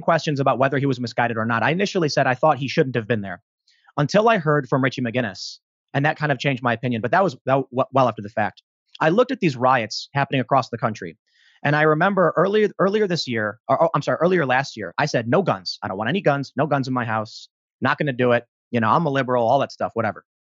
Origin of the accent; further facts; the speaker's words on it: Chicago, Illinois, United States; I'm from Chicago